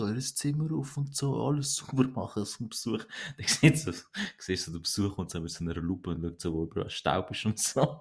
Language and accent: German; Switzerland; also born or lived in Turkey; ich bin zwar nicht hier geboren, aber ich bin drei gewesen